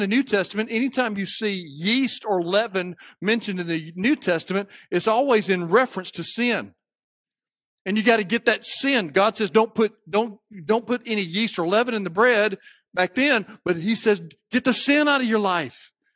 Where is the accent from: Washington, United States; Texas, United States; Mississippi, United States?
Mississippi, United States; Cleveland; I grew up in Cleveland, Mississippi